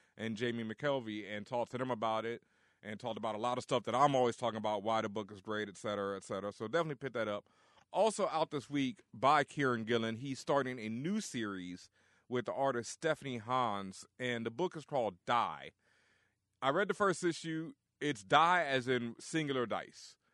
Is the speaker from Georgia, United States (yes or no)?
no; Texas, United States; I'm from Texas.